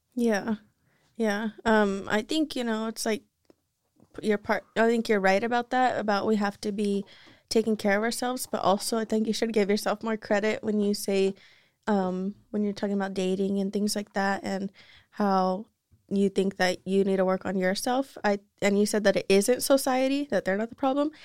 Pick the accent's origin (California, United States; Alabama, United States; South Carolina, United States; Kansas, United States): California, United States; Salinas; also born or lived in Soledad; I grew up in Salinas